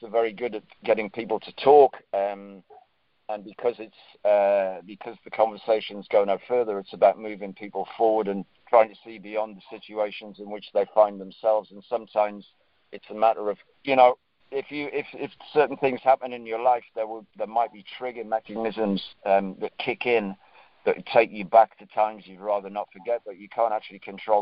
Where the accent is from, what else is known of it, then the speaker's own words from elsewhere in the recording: Northumberland, North East England, United Kingdom; I'm from Northumberland. Northumberland has got more castles per square mile than anywhere else in Europe